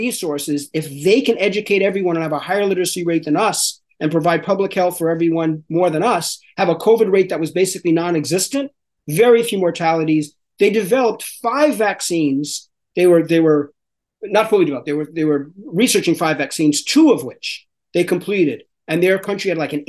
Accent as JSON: {"language": "English", "town": "New York City", "region": "New York", "country": "United States", "said": "me as a New Yorker"}